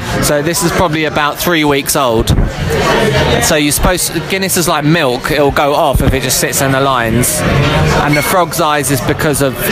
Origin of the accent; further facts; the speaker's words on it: Harrow, London, United Kingdom; I'm from Harrow